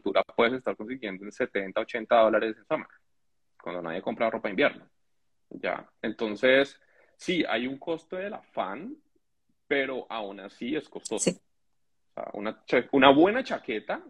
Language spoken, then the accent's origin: Spanish; Colombia; moved away as an adult; now in Canada; yo soy colombiano, mis eh, mi y yo somos colombianos